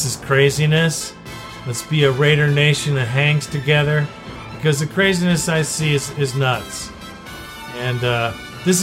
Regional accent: United States; As an American

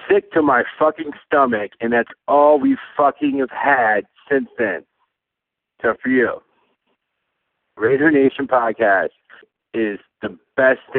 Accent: Bay Area, California, United States; now in Maryland, United States; I'm from the Bay Area. I live in fucking Maryland.

